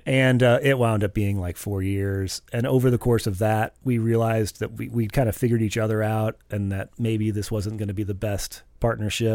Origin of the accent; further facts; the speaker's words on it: St. Louis, Missouri, United States; I grew up in West St. Louis